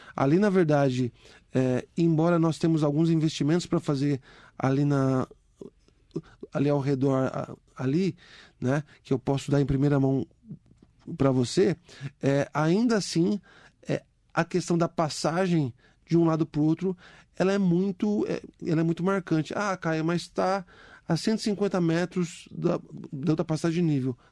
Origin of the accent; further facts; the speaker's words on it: Mogi das Cruzes, São Paulo, Brazil; Eu morei a minha vida inteira no Mogilar. Desde criancinha, eu dava tchau pro trem